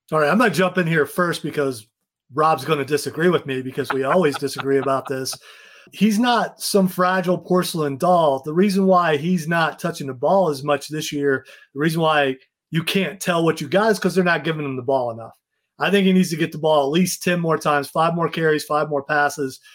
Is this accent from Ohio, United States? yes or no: yes; Ohio, United States; moved away; I'm from Ohio.